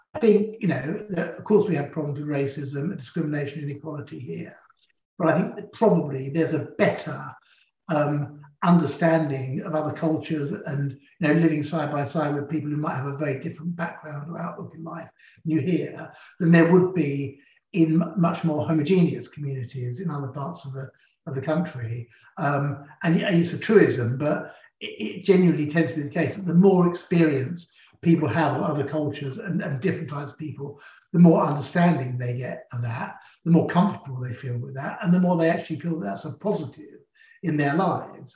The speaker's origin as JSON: {"language": "English", "region": "London", "country": "United Kingdom", "tie": "born or raised there", "also_born_or_lived": "Shepherd's Bush", "said": "I was born in Parsons Green down in Fulham. And indeed, I'm the sort of fourth generation of my family to grow up in Fulham"}